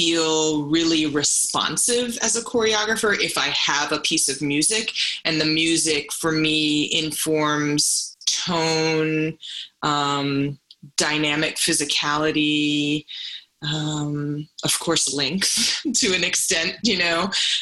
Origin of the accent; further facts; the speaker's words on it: St. Croix, U.S. Virgin Islands; now in New York, United States; I'm from St. Croix, which is a U.S. Virgin Island in the Caribbean, and parading and performance culture and dance is so much a part of the fabric of cultural life there. So I feel like I was brought up in a performative culture